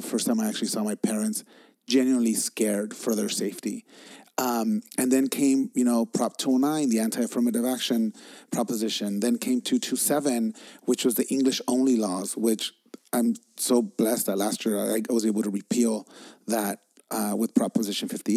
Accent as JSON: {"language": "English", "town": "Los Angeles", "region": "California", "country": "United States", "tie": "born or raised there", "said": "I was growing up in East LA."}